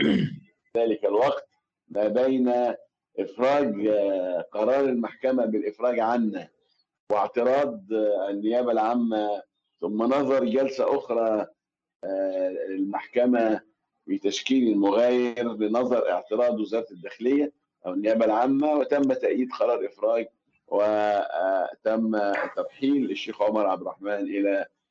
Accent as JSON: {"language": "Arabic", "town": "Aswan", "region": "Aswan Governorate", "country": "Egypt", "tie": "born or raised there", "moved": "yes", "lives_now": "Cairo, Egypt", "said": "في أسوان مسقط رأسي بلدي"}